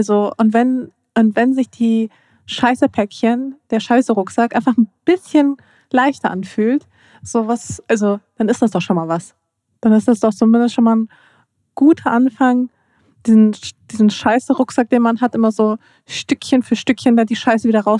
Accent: Dortmund, North Rhine-Westphalia, Germany; Ich komme aus Dortmund.

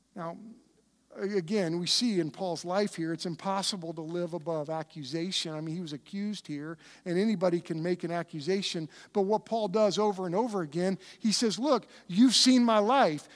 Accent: United States; I love being an American

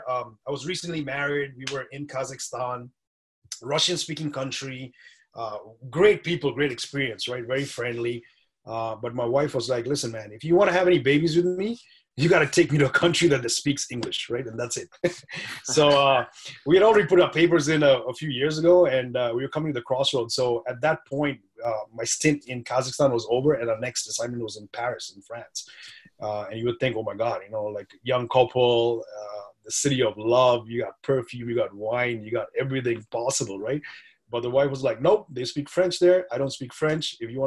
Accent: India; So I grew up, originally I'm from India, right? So my parents are from India, even though my name doesn't say that. Portuguese roots.

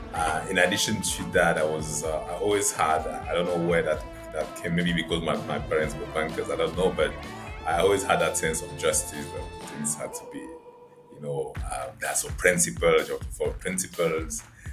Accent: Yaoundé, Centre, Cameroon; English is a second language; I was moving a lot around Cameroon, but I think I spent the majority of my life growing up in Yaoundé. Yaoundé is the capital city of Cameroon.

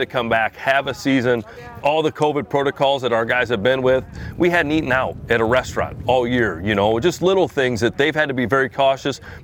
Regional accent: Iowa, United States; born and raised in Iowa, great place to live.

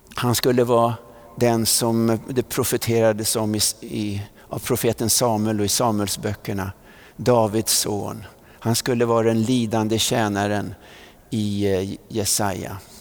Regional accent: Vallentuna, Stockholm County, Sweden; när vi flyttade från Centralvägen i Vallentuna upp till Tunavägen då bodde vi lite närmare Missionskyrkan

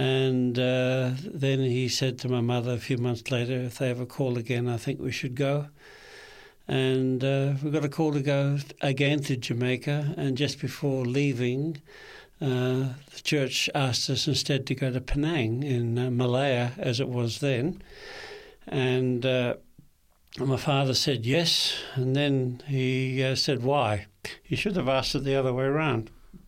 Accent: Kempsey, New South Wales, Australia; also born or lived in Sydney; I was born in Sydney at the Royal Hospitals for Women in Paddington. For a while there, I thought I should have been born in a man's hospital, but I learned better. But my first 4 years, our hometown was Kempsey in the mid-north coast of New South Wales.

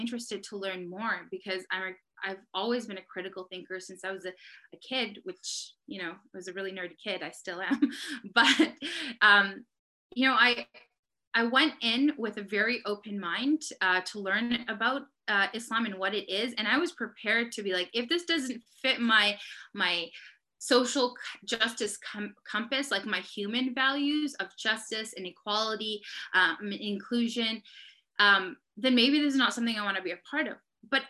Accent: Surrey, South East England, United Kingdom; I was born and raised in Surrey, that I was born into a Muslim family

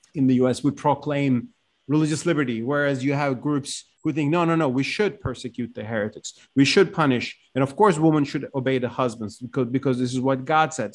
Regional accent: Turkey; also born or lived in Ankara / Istanbul; I grew up in Turkey, and as you said, I mean, I grew up in Ankara, later Istanbul

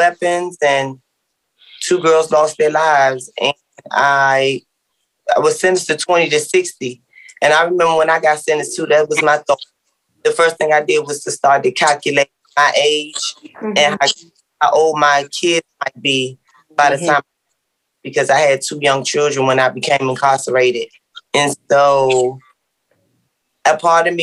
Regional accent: Washington, District of Columbia, United States; I grew up in Southeast D.C.

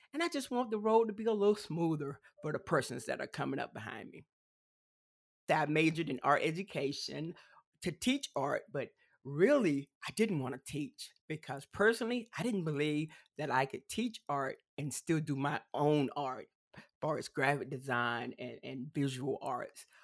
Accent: South Carolina, United States; accent: country twang; I am from South Carolina, so it's one of the southern states. So you may hear a little uh, country twang every now and then

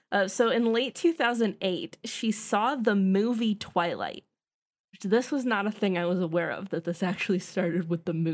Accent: United States; I'm American.

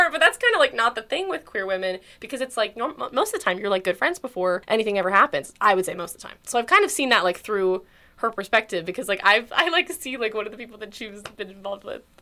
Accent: Houston, Texas, United States; I'm a theater major, and I'm from Houston, Texas, baby, as … m- might say.

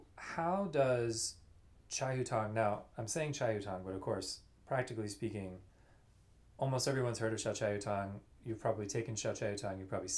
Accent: Louisiana, United States; where I grew up in Louisiana

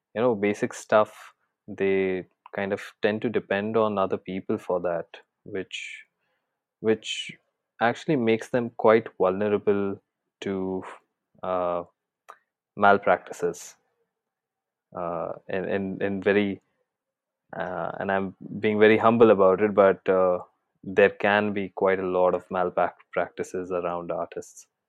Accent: Jaipur, Rajasthan, India; moved away as an adult; also born or lived in Mumbai; I had actually shifted back to my hometown, which is in Jaipur, Rajasthan from Mumbai

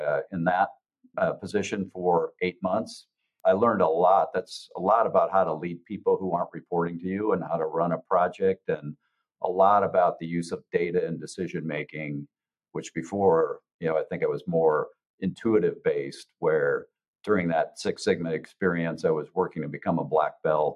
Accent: Iowa, United States; moved away as an adult; also born or lived in Dallas area; my hometown that I was living and working out of in Iowa

